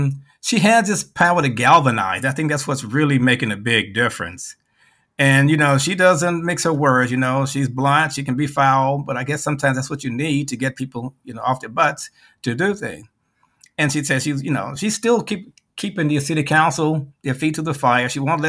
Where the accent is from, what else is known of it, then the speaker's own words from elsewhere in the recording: the South, United States; I'm from the South. We were trained, okay, well, things are going to be better up North.